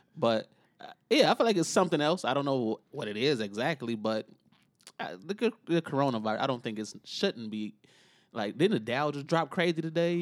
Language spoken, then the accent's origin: English; Chicago, Illinois, United States; I still live, grew up in, still live in Inglewood